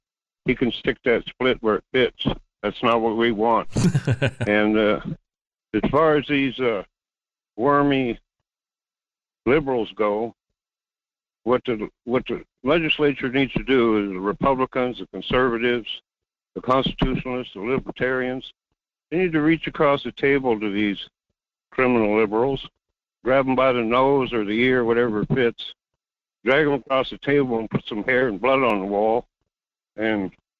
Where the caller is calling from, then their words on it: North Pole, Alaska, United States; Yeah, this is … near North Pole.